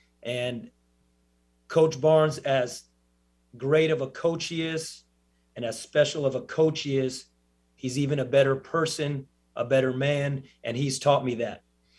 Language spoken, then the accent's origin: English; Los Angeles, California, United States; now in Knoxville, United States; I'm from Los Angeles, born and raised.